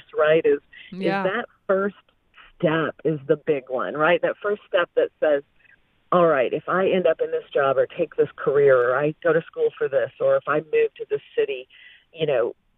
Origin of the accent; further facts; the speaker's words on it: Flint, Michigan, United States; I was raised in Flint, Michigan, in a kind of a poor area